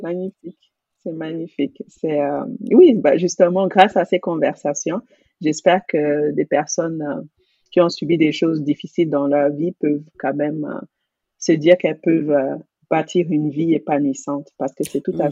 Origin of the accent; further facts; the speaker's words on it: Cameroon; j'ai grandi au Cameroun